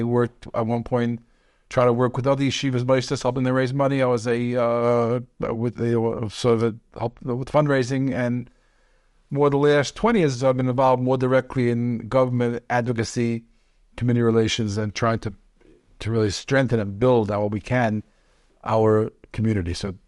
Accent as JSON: {"language": "English", "town": "Brooklyn", "region": "New York", "country": "United States", "tie": "born there", "said": "Okay, so I was born in Brooklyn."}